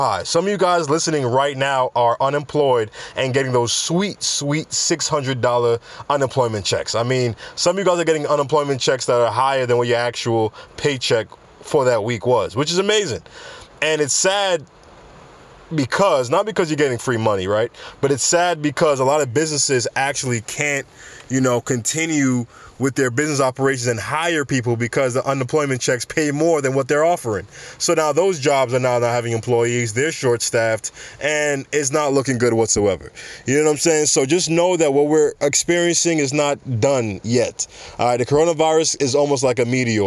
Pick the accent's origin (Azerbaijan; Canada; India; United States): United States; New York City, New York; I'm from New York